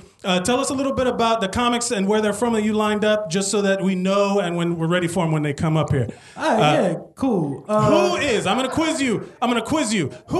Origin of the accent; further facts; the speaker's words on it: Miami, Florida, United States; I'm from Miami.